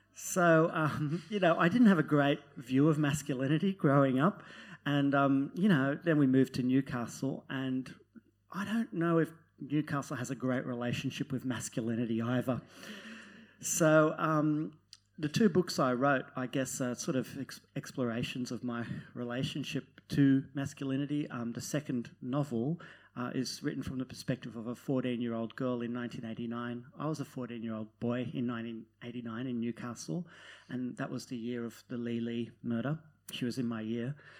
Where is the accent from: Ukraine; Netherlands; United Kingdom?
Netherlands; now in Australia; I'm from Holland